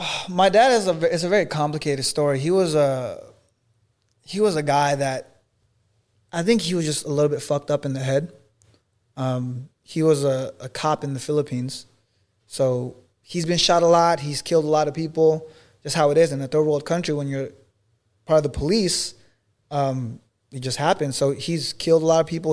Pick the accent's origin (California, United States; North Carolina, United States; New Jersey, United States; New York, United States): California, United States; Los Angeles area; now in Miami, United States; his hometown, is one mile away from my hometown.